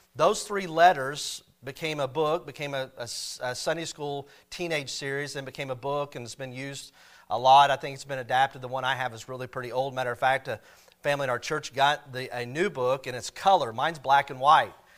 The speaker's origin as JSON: {"language": "English", "town": "Cassville", "region": "Missouri", "country": "United States", "tie": "born or raised there", "said": "I grew up in Castle, Missouri"}